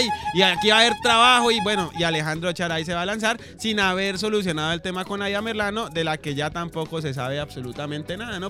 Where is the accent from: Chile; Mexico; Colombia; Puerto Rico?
Colombia; a uno como colombiano